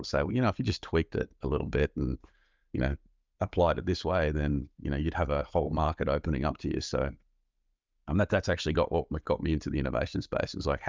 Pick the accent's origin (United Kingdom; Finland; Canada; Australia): Australia; As an Australian military and intelligence officer, I had very little to do with the private sector